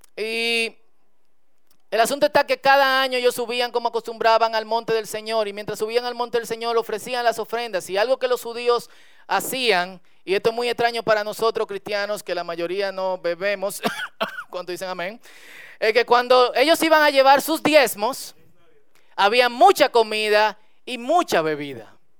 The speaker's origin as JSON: {"language": "Spanish", "country": "Dominican Republic", "said": "como buen dominicano"}